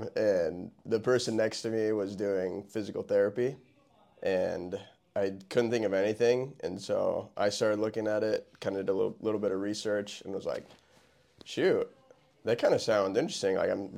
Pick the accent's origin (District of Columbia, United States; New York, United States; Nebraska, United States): Nebraska, United States; Norfolk; Yeah, born and raised in Norfolk, Nebraska. From there, went to Wayne State College, got my undergraduate, took a couple of years off, did some mission work, came back, went to PT school in Kearney at UNMC